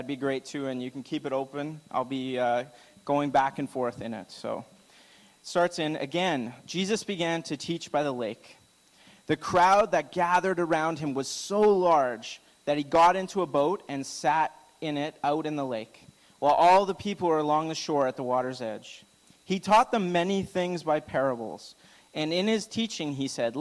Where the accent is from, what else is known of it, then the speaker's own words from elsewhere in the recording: Alberta, Canada; I'm from Alberta